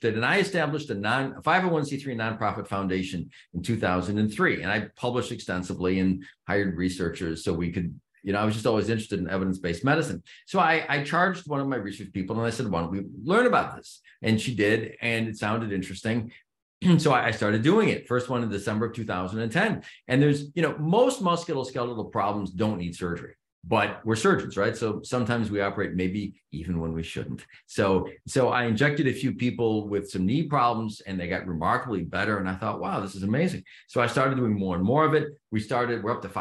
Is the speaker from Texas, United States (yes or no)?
no; Chicago suburbs, Illinois, United States; I grew up in the Chicago burbs